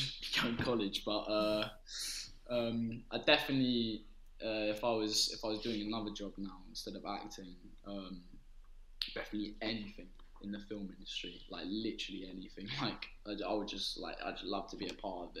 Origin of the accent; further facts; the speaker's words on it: London, United Kingdom; I was born in Holman Hospital, sort of that Hackney area, so got to think Hackney